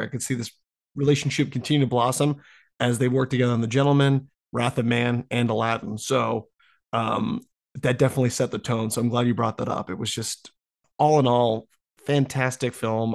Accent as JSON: {"language": "English", "country": "United States", "said": "being American citizen"}